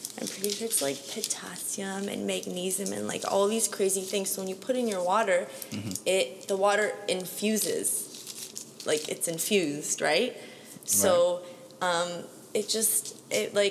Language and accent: English; London, Ontario, Canada; now in Toronto, Canada; I'm not from Toronto. I'm from London. London, Ontario. It's 2 hours away from here